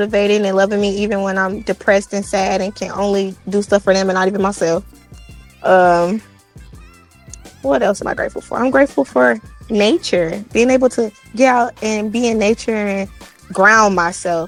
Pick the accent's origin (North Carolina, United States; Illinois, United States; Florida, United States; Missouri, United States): Missouri, United States; St. Louis; I'm from St. Louis, Missouri, and Missouri is the show me state, so I already had that mindset as a little kid